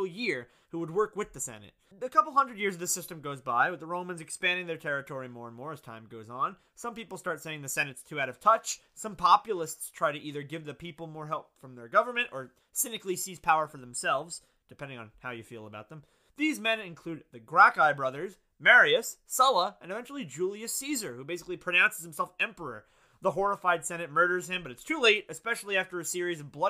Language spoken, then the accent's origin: English; United States; I'm American.